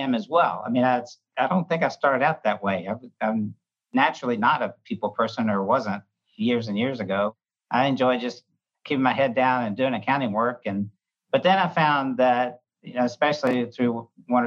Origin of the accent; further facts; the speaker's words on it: Atlanta, Georgia, United States; also born or lived in Birmingham, Alabama; I'm originally from Atlanta, Georgia